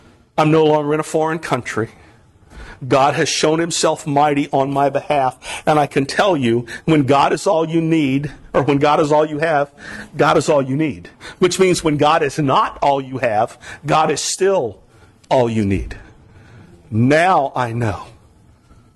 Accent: the Everglades, Florida, United States; moved away; I'm from the South, y'all. I grew up in the Everglades

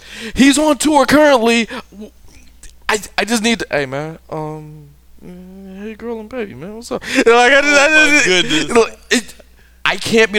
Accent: Detroit, Michigan, United States; I'm from Detroit.

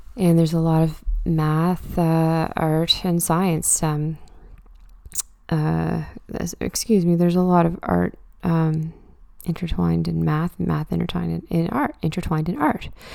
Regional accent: Truro, Nova Scotia, Canada; now in Halifax, Canada; I live and work in Halifax, but I'm from Truro, and I love going home on the occasional weekend

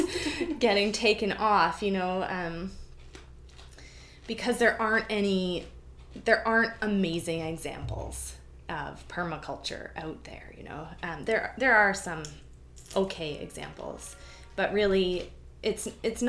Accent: New Brunswick, Canada; moved away as an adult; also born or lived in Vancouver, British Columbia; now in Victoria, Canada; I was born in Vancouver, and I lived there till I was 5. And then my mom and I moved to New Brunswick, so coast to coast. And I lived there until I was 18

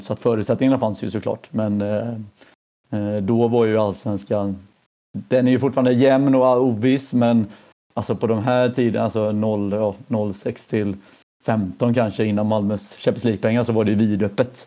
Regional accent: Mölnlycke, Västra Götaland, Sweden; jag är född i, ja, i Mölnlycke, så utanför Göteborg

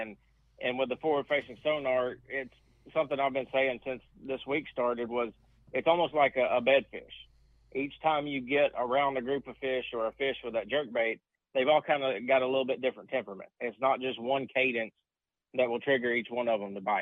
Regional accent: United States; growing up on Tennessee River

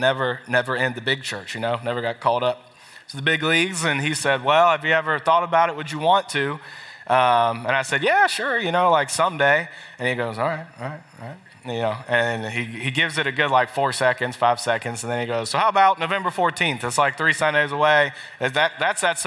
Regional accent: Columbia, South Carolina, United States; I was actually born and raised about 30 minutes from here. I'm from Columbia, was raised off of Leesburg Road

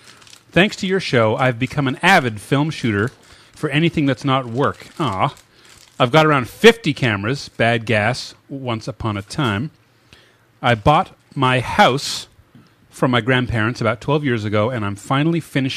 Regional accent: Canada; I'm Canadian. Don't even talk to me about Cadbury.

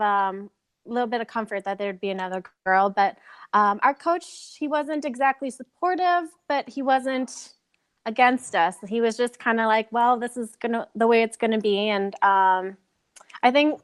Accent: Minnesota, United States; I was born and raised in Minnesota

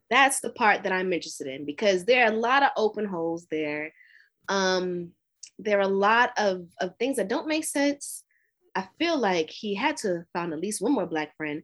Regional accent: Brooklyn, New York, United States; now in Atlanta, United States; I'm from Brooklyn originally

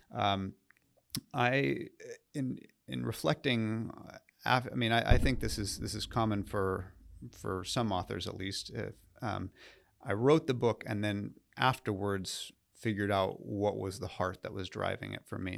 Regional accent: Southern California, United States; moved away as an adult; also born or lived in New England / Nashville; I grew up in uh, Southern California

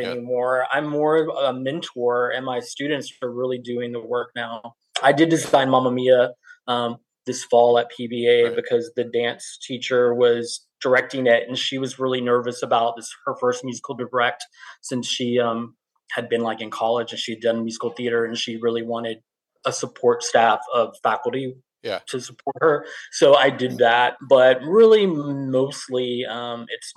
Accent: Liberty, Texas, United States; I grew up in Liberty, which was near, you know, Houston

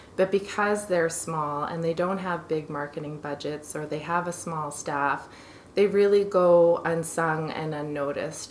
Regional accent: Kingston, Ontario, Canada; now in Calgary, Canada; I'm from Kingston in Ontario originally

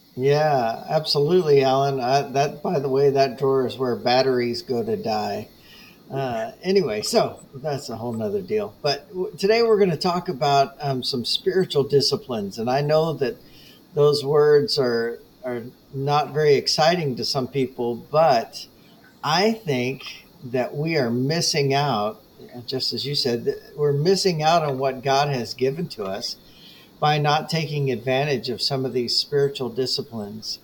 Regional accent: United States; as American Christians

